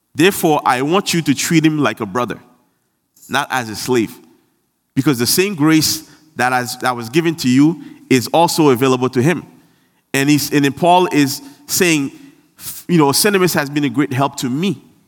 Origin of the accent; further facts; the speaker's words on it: Haiti; I'm from Haiti and I'm proud